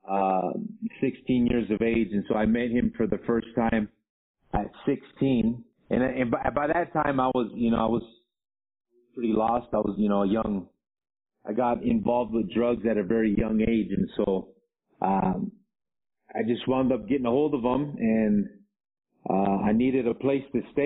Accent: Los Angeles, California, United States; moved away as an adult; also born or lived in Baldwin Park, California; now in Arequipa, Peru; I grew up in the Los Angeles area between back and forth between South Central LA and the San Gabriel Valley, Baldwin Park to be exact

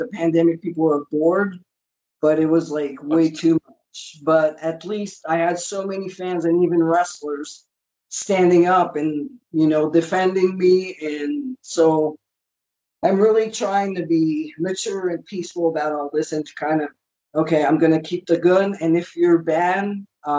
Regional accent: Canada; We're both Canadian

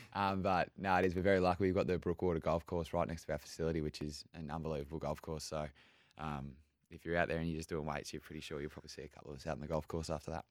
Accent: Melbourne, Victoria, Australia; now in Brisbane, Australia; growing up in Melbourne

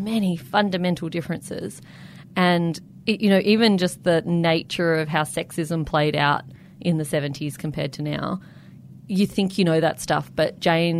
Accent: Canberra, Australian Capital Territory, Australia; I grew up in Canberra

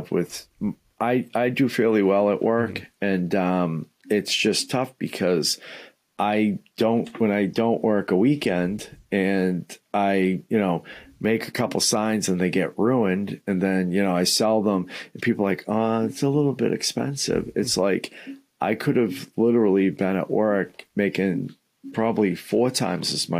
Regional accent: Somerville, Massachusetts, United States; also born or lived in Malden, Massachusetts; I grew up right outside of Boston in Somerville, which was kind of part of Boston back in the day

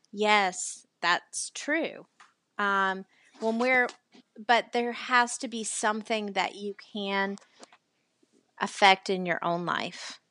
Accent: the South, United States; accent: Southern; now in Charleston, United States; obviously am Southern. I know you can't tell from my accent

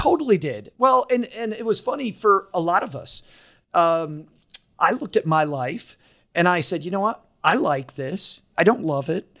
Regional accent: Kalamazoo, Michigan, United States; also born or lived in Detroit; I'm from Kalamazoo

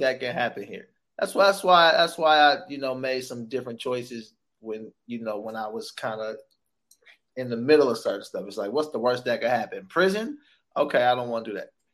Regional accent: Sacramento, California, United States; also born or lived in San Francisco; I was born in San Francisco, grew up in Sacramento

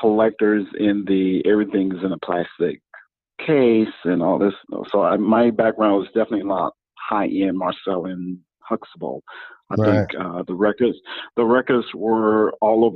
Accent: Mississippi, United States; moved away as an adult; now in Washington, D.C., United States; I'm originally from Mississippi. So I originally came to Washington, D.C. 30 years ago

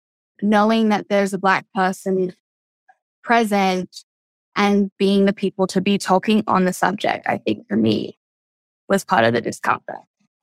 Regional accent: Australia; moved away; because I grew up in Australia

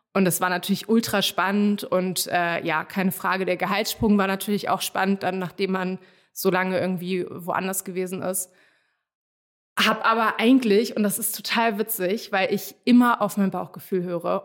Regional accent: Hamburg, Germany; moved away as an adult; also born or lived in Netherlands; now in Berlin, Germany; ursprünglich bin ich aus Hamburg, habe aber polnische Wurzeln und bin nach dem Studium irgendwann nach Berlin gezogen.

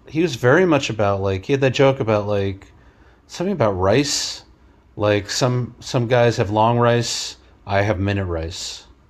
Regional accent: New York City, New York, United States; I grew up in Queens, around a lot of Asian families

